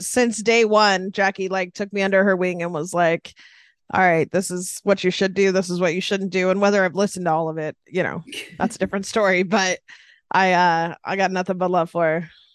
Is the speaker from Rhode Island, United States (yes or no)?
no; Sacramento, California, United States; born and raised in the house I'm hanging out in right now